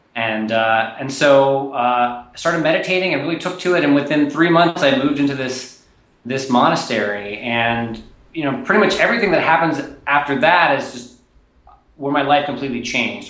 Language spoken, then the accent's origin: English; Nashville, Tennessee, United States; I grew up in Nashville, Tennessee